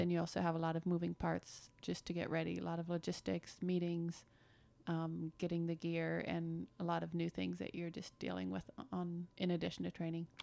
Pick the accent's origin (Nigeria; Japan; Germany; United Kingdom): Germany; moved away as an adult; also born or lived in Detroit, Michigan, United States; now in United States; born in Detroit, but then I grew up in Germany. My parents moved there when I was one, so I spent my whole childhood in Germany